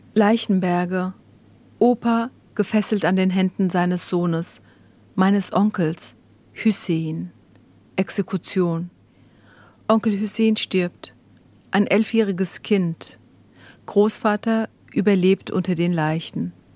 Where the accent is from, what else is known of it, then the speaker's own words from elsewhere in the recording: Germany; first language Zazaki (Kirmanckî); German is a second language; also born or lived in Dersim (family origin, Kurdish); Auch in Deutschland